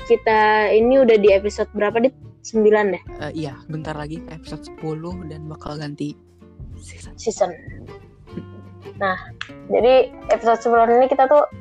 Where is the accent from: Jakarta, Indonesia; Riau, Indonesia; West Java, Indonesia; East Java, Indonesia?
East Java, Indonesia; Malang; Karena kan aku asal Malang nih